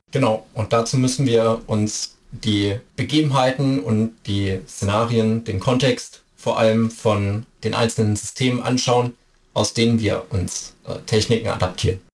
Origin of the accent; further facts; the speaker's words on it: Hamburg, Germany; moved away; Ich bin ursprünglich Hamburger